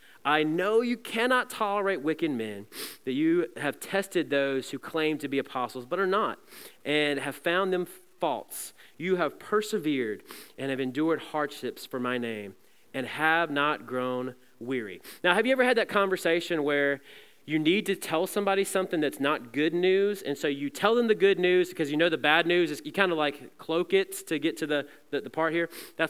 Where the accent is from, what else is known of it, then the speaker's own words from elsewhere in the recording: Southeast, United States; I mean, I'm from the Southeast. We don't have mountains there.